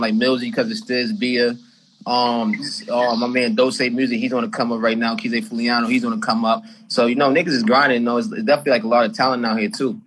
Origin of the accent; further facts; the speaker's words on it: Boston, Massachusetts, United States; I'm from Boston, Mass